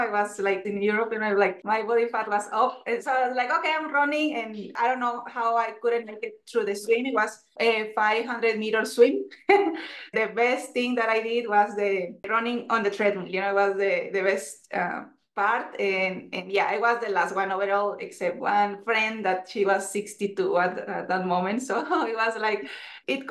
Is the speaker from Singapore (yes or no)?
no; Mexico; English is a second language; moved away as an adult; also born or lived in Puebla, Mexico; now in Boulder, United States; I am originally from Mexico. Right now I'm in Boulder, Colorado